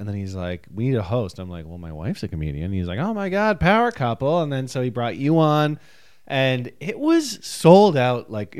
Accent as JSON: {"language": "English", "country": "Ireland", "said": "Listen, I'm Irish. This is all every Irish person's birthday."}